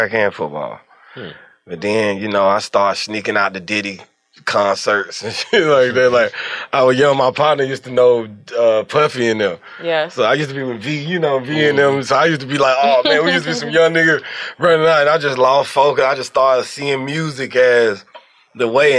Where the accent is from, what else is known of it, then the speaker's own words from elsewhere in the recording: Atlanta, Georgia, United States; also born or lived in Forest Park, Georgia / Stone Mountain, Georgia / Decatur, Georgia; I'm really from Edgewood. But I was born in Georgia Baptist, bro. So I feel like I'm an Atlanta baby